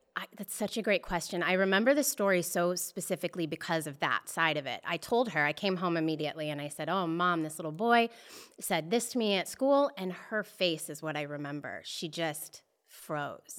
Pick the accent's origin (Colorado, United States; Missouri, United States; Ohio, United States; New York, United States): Colorado, United States; Boulder; now in Los Angeles, United States; I'm born and raised in Boulder, Colorado.